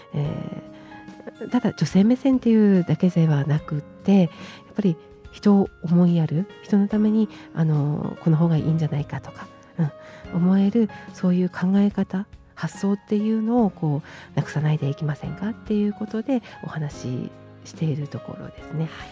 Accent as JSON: {"language": "Japanese", "town": "Taiwa", "region": "Miyagi", "country": "Japan", "tie": "born or raised there", "also_born_or_lived": "Iwakiri, Miyagino-ku, Sendai", "moved": "yes", "lives_now": "Sendai, Japan", "said": "黒川郡大和町吉岡っていうところになります。"}